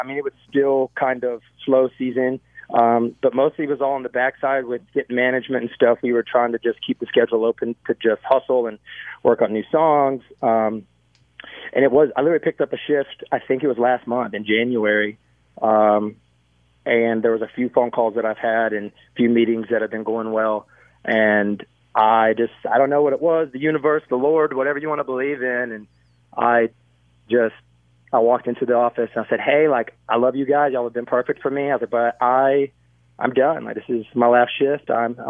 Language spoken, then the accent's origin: English; North Carolina, United States; Like, I'm from North Carolina, so... I just kind of go out there and use it as an excuse to just kind of play around in the hometown.